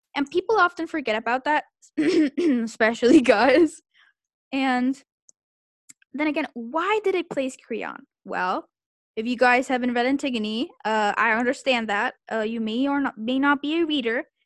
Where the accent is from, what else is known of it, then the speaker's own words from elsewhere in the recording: Santiago, Santiago Metropolitan Region, Chile; I was raised in Santiago